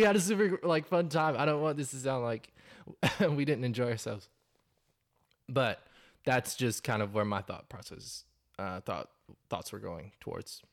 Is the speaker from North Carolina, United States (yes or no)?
yes; North Carolina, United States; moved away as an adult; now in Texas, United States; I've lived in Texas for the last six years. I'm originally from North Carolina